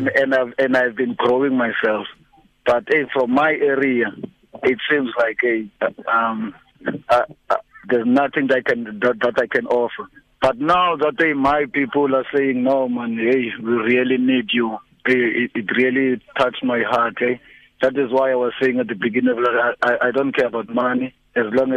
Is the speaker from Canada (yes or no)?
no; South Africa; as a South African